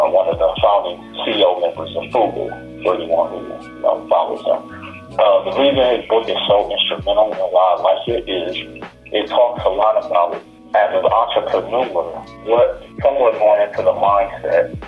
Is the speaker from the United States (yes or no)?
yes; Milwaukee, Wisconsin, United States; Milwaukee, my hometown